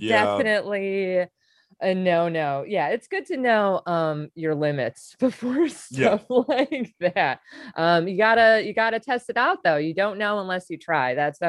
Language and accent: English; Wisconsin, United States; I grew up in Wisconsin and little suburb outside of Milwaukee is where I went to high school